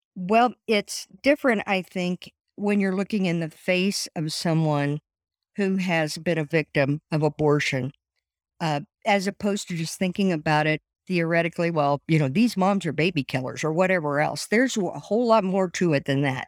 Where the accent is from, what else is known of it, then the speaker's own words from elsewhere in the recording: Columbus, Indiana, United States; moved away as an adult; now in Fort Wayne, United States; I was born in Columbus, Indiana, and lived there until I got married and moved to Fort Wayne